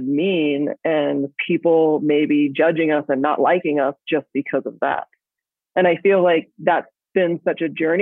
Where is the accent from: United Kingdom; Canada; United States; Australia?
Australia; I grew up in Australia